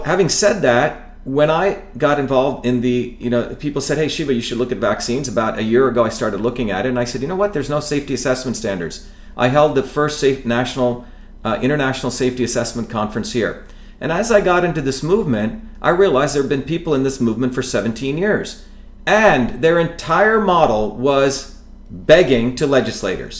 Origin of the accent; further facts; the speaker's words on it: New Jersey, United States; also born or lived in India; I grew up as a working class kid in New Jersey